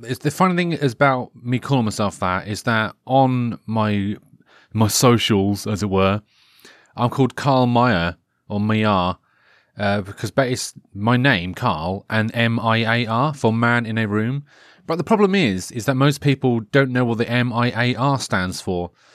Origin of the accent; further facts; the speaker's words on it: Norfolk, East of England, United Kingdom; I'm from Norfolk